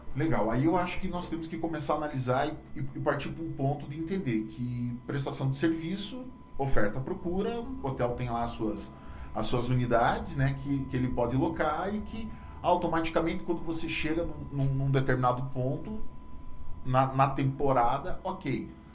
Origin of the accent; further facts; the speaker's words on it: Brazil; moved away as an adult; now in Pato Branco, Brazil; sou de uma cidade chamada Freiburg, uma cidade de 35 mil habitantes